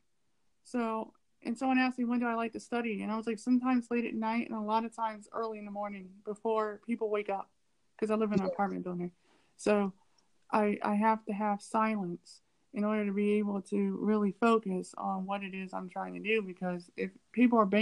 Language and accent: English; United States; I'm from America